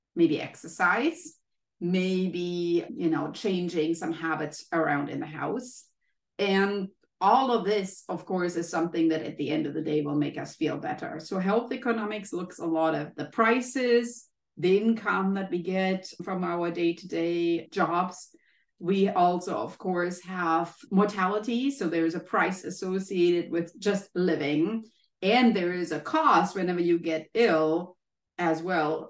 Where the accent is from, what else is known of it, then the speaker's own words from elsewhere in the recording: Germany; moved away as an adult; now in United States; i took the courage from germany to leave my home country and be in the united states